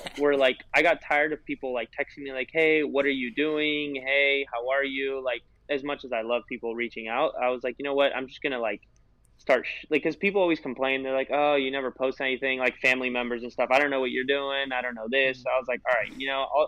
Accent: California, United States; I'm from California.

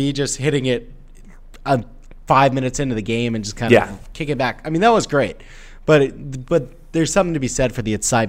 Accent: Houston, Texas, United States; I'm from Houston.

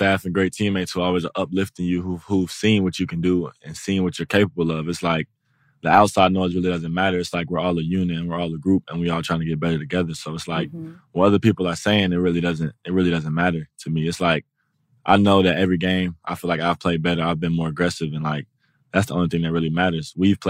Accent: Atlanta, Georgia, United States; I'm from Atlanta. So Mike Vick.

